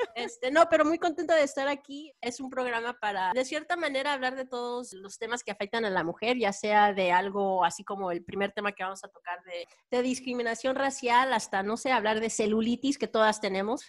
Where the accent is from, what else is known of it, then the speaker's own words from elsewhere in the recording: Texas, United States; yo soy tejana de padres guanajuatenses